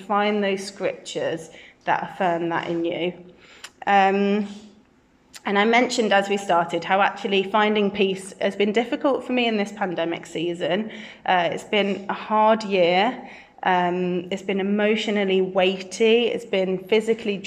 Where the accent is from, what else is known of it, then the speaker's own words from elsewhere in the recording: Birmingham, West Midlands, United Kingdom; also born or lived in Brighton; I'm from Birmingham, born and bred in King Standing, just down the road